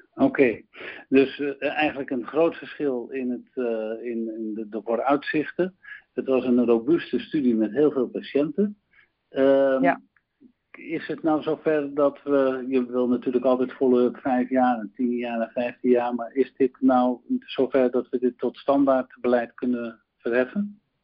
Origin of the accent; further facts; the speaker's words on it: Netherlands; wij als Nederlanders